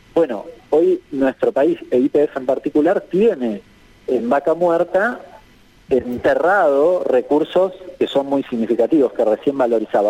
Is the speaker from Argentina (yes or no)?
yes; Argentina